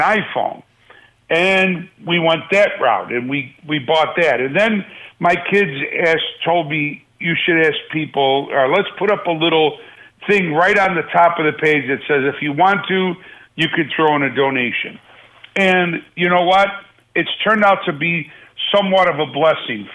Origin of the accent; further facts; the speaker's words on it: Buffalo, New York, United States; now in Las Vegas, United States; I love my hometown